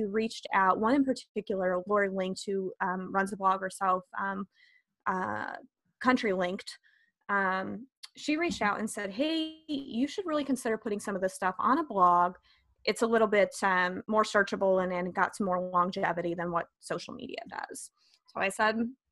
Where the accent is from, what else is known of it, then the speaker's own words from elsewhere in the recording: northern Illinois, United States; I grew up in northern Illinois, about 60 miles west of Chicago